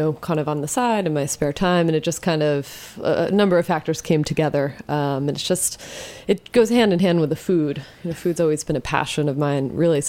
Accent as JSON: {"language": "English", "area": "Jersey Shore", "region": "New Jersey", "country": "United States", "tie": "born or raised there", "said": "Oh, I grew up in New Jersey. Okay. On the Jersey Shore."}